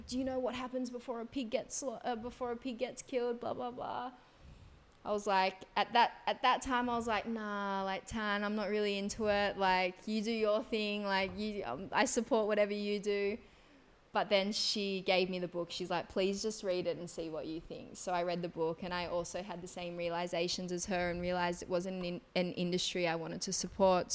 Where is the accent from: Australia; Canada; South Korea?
Australia; Gerringong, New South Wales; moved away as an adult; now in Bali, Indonesia; I'm actually from a small little town in New South Wales, Australia. It's called Gerringong, a couple of hours south of Sydney. My mother's Balinese, my dad's Australian. I grew up, did all of my school throughout Australia, but moved to Bali about 10 years ago.